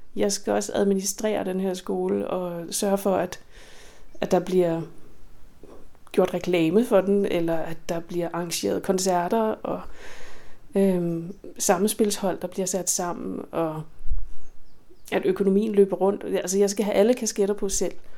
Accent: Skælskør, Zealand, Denmark; den lille lokale musikskole i Skelskør, hvor jeg voksede op

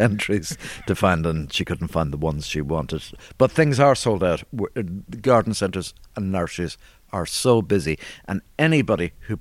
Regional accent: Ireland; born or raised there; also born or lived in London

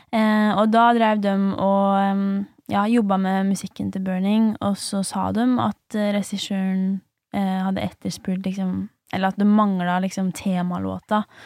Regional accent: Lesja, Innlandet, Norway; now in Oslo, Norway; heime på Lesja

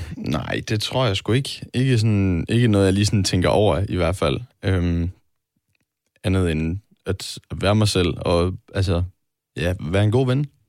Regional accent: Vejle, Southern Denmark, Denmark; moved away; venner hjemme i, i Vejle

